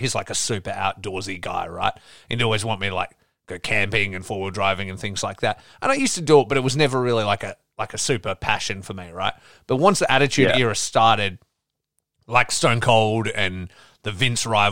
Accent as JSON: {"language": "English", "town": "Geraldton", "region": "Western Australia", "country": "Australia", "also_born_or_lived": "Perth", "moved": "as an adult"}